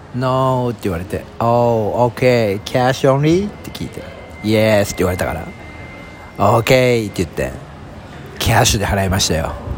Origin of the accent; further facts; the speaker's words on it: southern Saitama Prefecture, Japan; 私の出身であります埼玉県南部